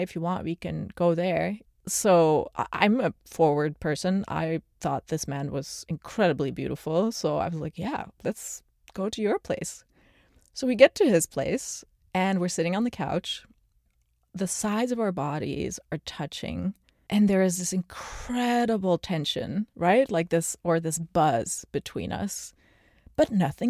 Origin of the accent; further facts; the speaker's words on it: Antwerp, Flanders, Belgium; now in United States; I grew up in Antwerp, which is a really old city